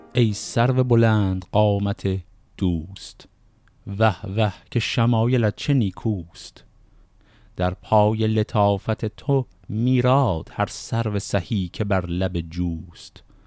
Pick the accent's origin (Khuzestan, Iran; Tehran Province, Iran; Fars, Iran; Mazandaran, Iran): Fars, Iran; Shiraz; من خودم اهل شیراز هستم